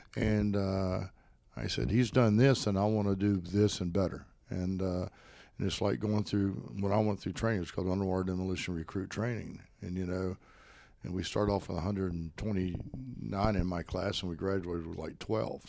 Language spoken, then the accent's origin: English; Spartanburg, South Carolina, United States; also born or lived in Greenville, South Carolina; I cr-, crawled over to Spartanburg area